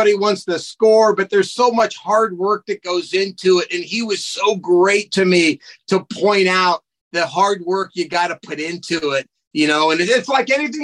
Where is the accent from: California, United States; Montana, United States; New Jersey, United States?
California, United States; Lakewood; also born or lived in Orange County / Los Angeles; I'm a kid growing up in SoCal in the 1970s